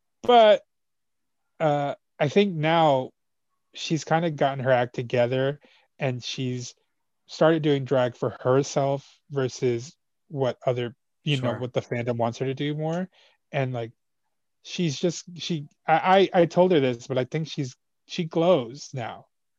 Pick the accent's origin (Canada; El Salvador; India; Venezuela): El Salvador; We're both from El Salvador, so we kind of bonded.